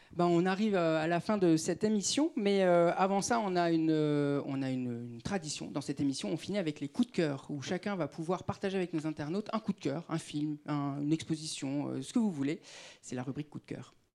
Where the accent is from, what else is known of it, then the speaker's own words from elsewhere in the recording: Clichy-sous-Bois, Île-de-France, France; j'ai grandi à Clichy-sous-Bois